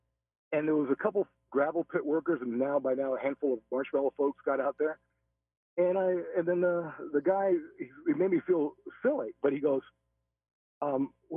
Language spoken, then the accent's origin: English; Henderson, Nevada, United States; I grew up in Henderson, went to basic high school